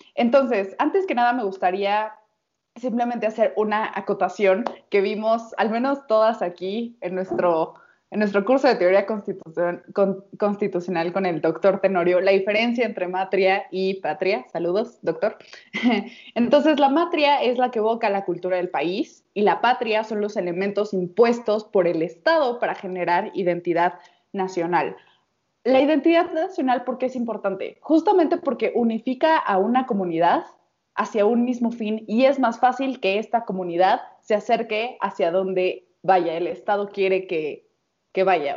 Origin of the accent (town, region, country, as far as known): Mexico